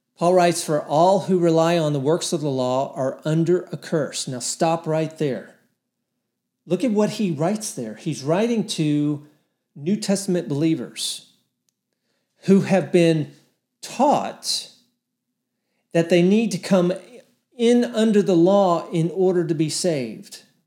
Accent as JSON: {"language": "English", "region": "Texas", "country": "United States", "said": "I live in Texas. I'm a Texan"}